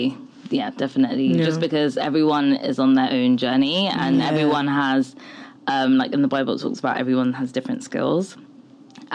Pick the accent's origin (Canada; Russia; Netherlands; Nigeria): Nigeria; I know, and I get it, like, we're Nigerian, like, people, we're very superstitious people.